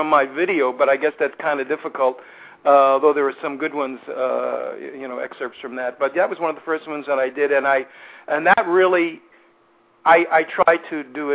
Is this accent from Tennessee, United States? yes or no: no; New York City, New York, United States; moved away; I'm from Brooklyn, New York, originally